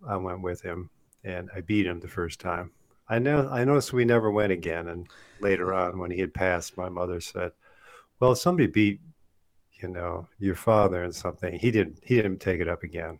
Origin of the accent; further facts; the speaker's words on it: Michigan, United States; when I was a kid growing up in Michigan